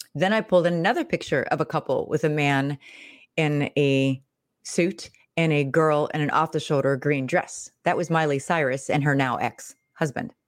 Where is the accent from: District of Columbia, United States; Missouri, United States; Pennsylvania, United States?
Pennsylvania, United States; Pittsburgh; I'm from the Midwest, so I'm from Pittsburgh, Pennsylvania